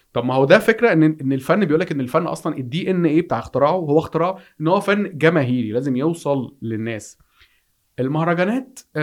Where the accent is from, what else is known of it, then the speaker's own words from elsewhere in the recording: Egypt; في عندنا في مصر